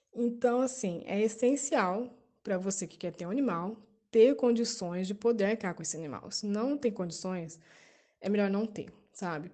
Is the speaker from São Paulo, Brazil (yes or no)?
yes; São José dos Campos, São Paulo, Brazil; moved away as an adult; now in Campos dos Goytacazes, Brazil; sou de São José dos Campos, mas moro em Campos dos Goitacazes, no Rio.